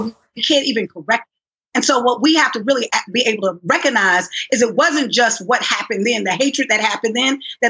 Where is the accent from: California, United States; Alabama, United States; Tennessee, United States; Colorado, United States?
Alabama, United States; growing up in Alabama, you know, as a little Black girl